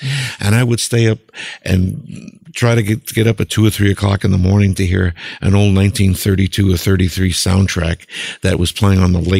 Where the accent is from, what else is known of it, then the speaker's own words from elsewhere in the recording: Long Island, New York, United States; also born or lived in Brooklyn, New York; I was born in Brooklyn, raised out in Long Island